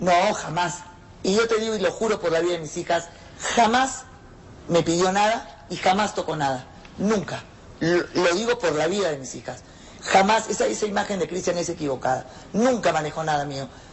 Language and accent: Spanish; Peru; moved away as an adult; now in Mexico